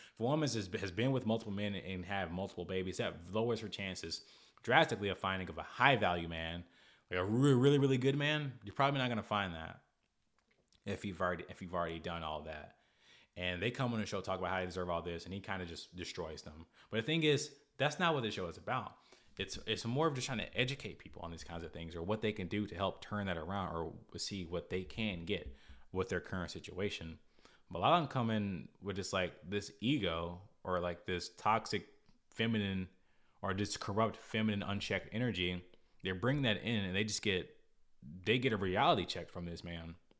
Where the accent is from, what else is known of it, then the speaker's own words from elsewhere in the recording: United States; I'm grateful that I'm American, but I didn't do anything about, about being born here